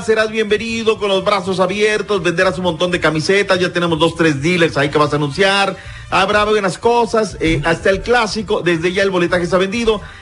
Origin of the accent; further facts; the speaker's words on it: Mexico; Así somos los mexicanos